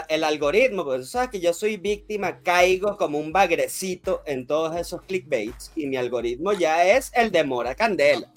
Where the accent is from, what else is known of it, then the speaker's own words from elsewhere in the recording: Venezuela; uno como venezolano